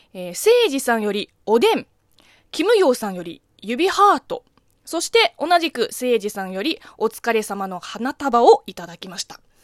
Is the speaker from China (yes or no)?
yes; China; Japanese is a second language; moved away; 中国 生まれ、中国育ちの私